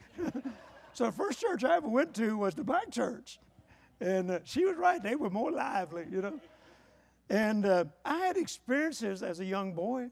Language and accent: English; Vicksburg, Mississippi, United States; I was born in Vicksburg, Mississippi on a farm. My dad was raised on that farm.